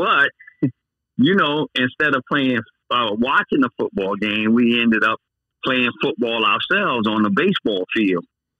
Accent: Key West, Florida, United States; I grew up in Key West all my life until I went away to school. And then eventually I came back after a while

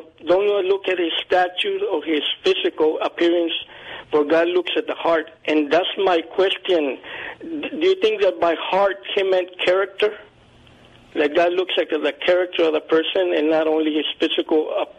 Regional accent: Uvalde, Texas, United States; I was born and raised here in Uvalde, 70 miles off San Antonio.

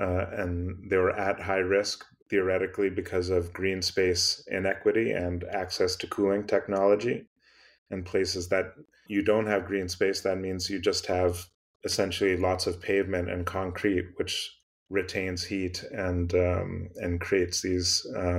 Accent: Massachusetts, United States; maybe growing up in Western Massachusetts gave me a sort of affinity for outdoor space.

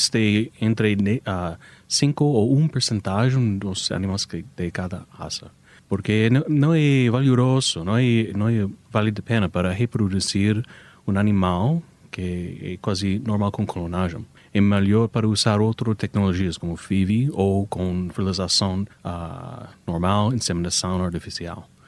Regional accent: United States; Portuguese is a second language; é, eu sou americano, então algumas vezes é difícil para entender as frases, mas originalmente os Estados Unidos.

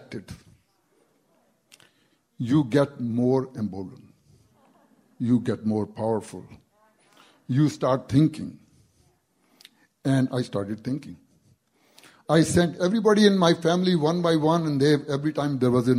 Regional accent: India; English is a second language; moved away as an adult; I'm from India. I've been here since 1972. Back in India, before I came here

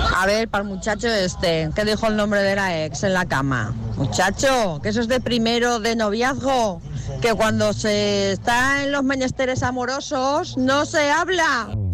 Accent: Galicia, Spain; mi tierra, en Galicia, concretamente en A Coruña

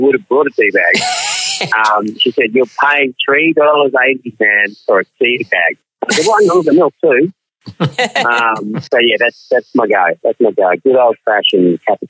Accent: Melbourne, Victoria, Australia; I'm an actor and I'm from Melbourne

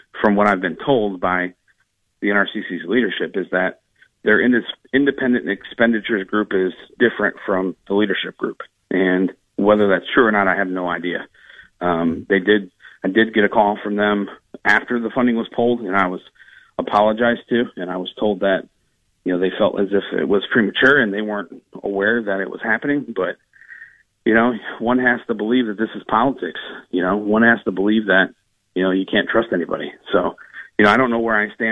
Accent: Toledo, Ohio, United States; born or raised there

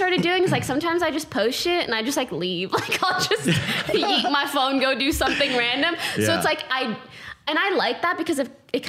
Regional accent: Canada; I'm Canadian

